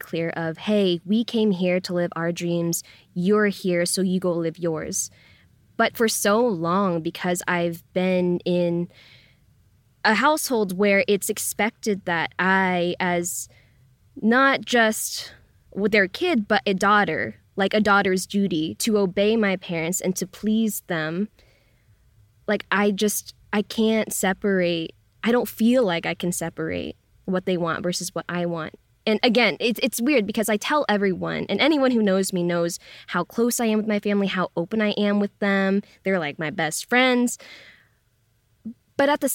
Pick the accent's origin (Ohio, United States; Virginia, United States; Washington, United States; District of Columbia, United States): Washington, United States; Lynnwood; moved away as an adult; also born or lived in Brooklyn, New York; now in Los Angeles, United States; I come from Linwood, Washington, which is in the same county of the first reported COVID case in the U.S.